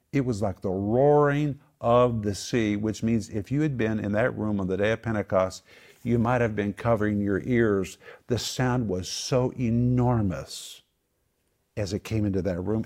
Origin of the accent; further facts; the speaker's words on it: Oklahoma, United States; I grew up in Oklahoma, I never saw a tornado